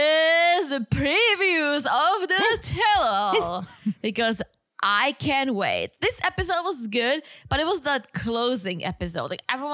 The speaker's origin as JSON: {"language": "English", "country": "United Kingdom", "accent": "British", "said": "I think he might be talking about my British accent, Harry Potter."}